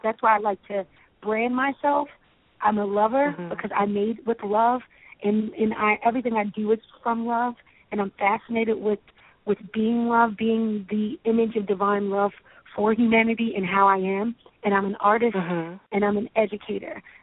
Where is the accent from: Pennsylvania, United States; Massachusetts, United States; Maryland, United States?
Maryland, United States; Baltimore; I grew up in Baltimore, Maryland.